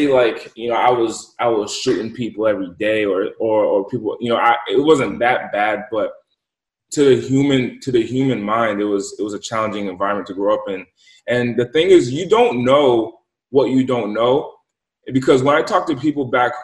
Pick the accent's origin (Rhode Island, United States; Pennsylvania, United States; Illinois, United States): Rhode Island, United States; Central Falls; moved away; also born or lived in Pawtucket, Rhode Island; I grew up in Pawtucket and Central Falls, Rhode Island.